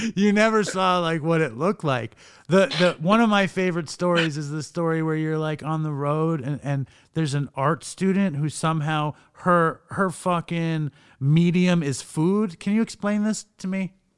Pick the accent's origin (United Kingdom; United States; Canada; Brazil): United States; New York; moved away as an adult; also born or lived in Los Angeles; I'm from New York, but I wound up living in LA for years